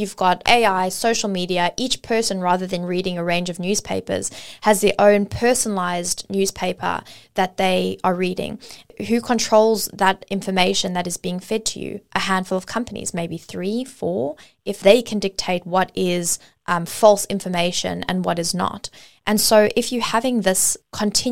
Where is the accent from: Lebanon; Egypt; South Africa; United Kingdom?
South Africa; now in Australia; I grew up in South Africa before moving to Australia, and my education system was heavily focused, my history was heavily focused primarily on apartheid